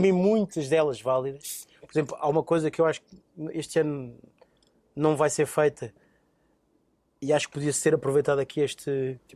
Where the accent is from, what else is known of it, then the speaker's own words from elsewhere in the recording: Lisbon, Portugal; Nasci em Alvalade, bairro São Miguel, portanto com muito orgulho. Alvalade City